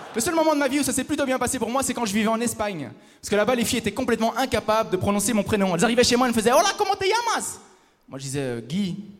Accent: Belgium; je viens de Belgique

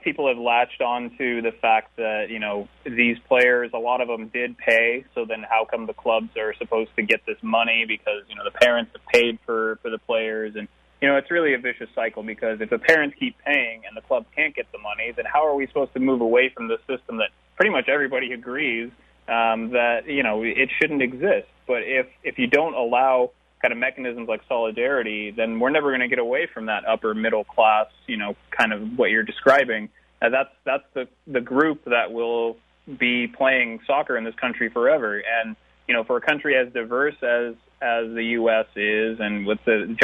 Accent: Alaska, United States; also born or lived in Romania; I grew up mostly in Alaska, where I started school

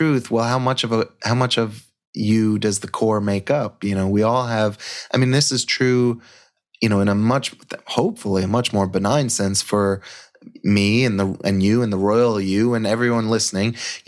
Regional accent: Long Island, New York, United States; I grew up on Long Island

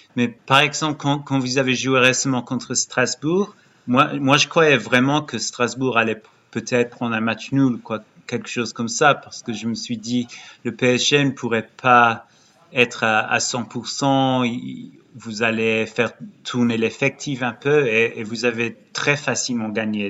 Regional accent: Brighton, South East England, United Kingdom; also born or lived in Lyon, France; now in England; je viens de Brighton

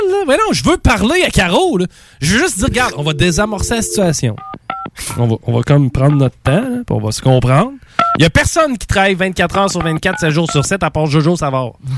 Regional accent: Quebec City, Quebec, Canada; moi, je suis de Québec

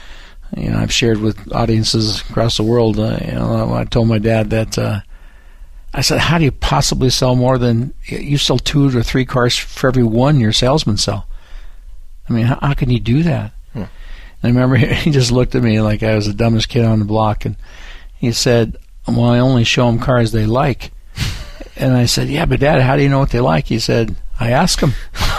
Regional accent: Downey, California, United States; Yeah, I was actually born and raised about 80 miles from here, just north in Los Angeles in a city called Downey, California.

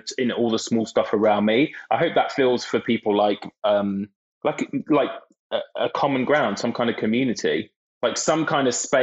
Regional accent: Brighton, South East England, United Kingdom; I grew up in Brighton

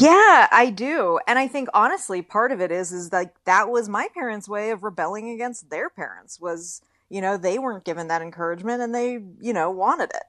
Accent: Bay Area, California, United States; accent: drawl; moved away as an adult; now in Los Angeles, United States; I'm from the Bay Area

